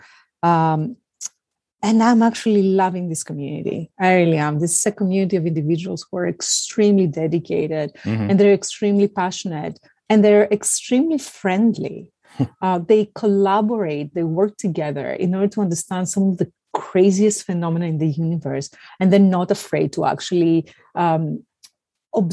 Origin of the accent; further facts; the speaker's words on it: Athens, Attica, Greece; moved away as an adult; now in United States; I was born and raised in Athens, Greece